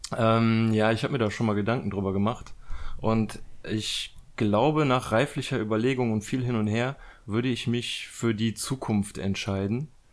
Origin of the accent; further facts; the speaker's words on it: Germany; wir dann so als Deutsche